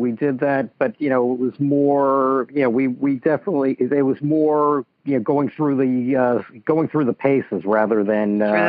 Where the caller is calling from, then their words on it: Scarsdale, New York, United States; I am calling from Scarsdale, New York.